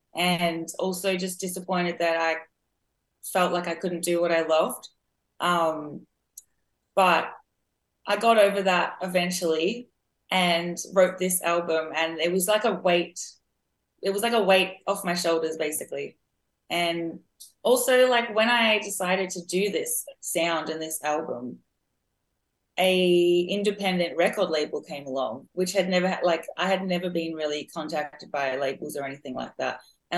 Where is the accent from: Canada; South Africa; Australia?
Australia; because I live in Australia. I'm Australian. And like I said, we don't really have the soul history here.